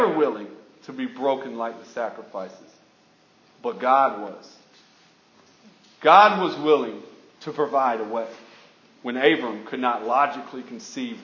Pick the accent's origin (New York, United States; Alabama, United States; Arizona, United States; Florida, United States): Alabama, United States; I'm from Alabama.